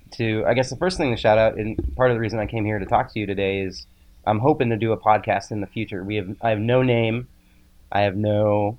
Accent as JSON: {"language": "English", "town": "Pittsburgh", "region": "Pennsylvania", "country": "United States", "tie": "born or raised there", "also_born_or_lived": "Oklahoma City, United States", "said": "So I was born in Oklahoma City. {S2} Really? {S1} Yeah. {S2} Okay. {S1} Yeah. And then my parents moved to Pittsburgh."}